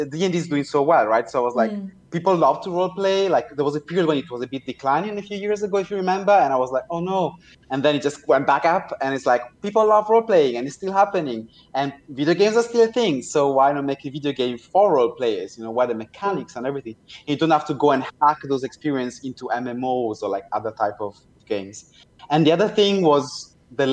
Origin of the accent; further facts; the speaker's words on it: Italy; now in Berlin, Germany; I was growing up in Italy, visiting family in Germany